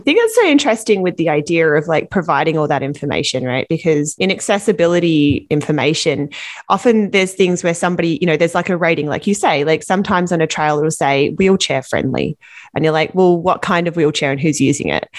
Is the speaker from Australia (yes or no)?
yes; Australia; now in Vancouver, Canada; I'm from Australia